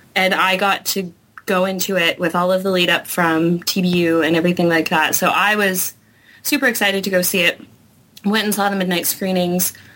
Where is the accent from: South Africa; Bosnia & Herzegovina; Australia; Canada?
Canada; I'm from Canada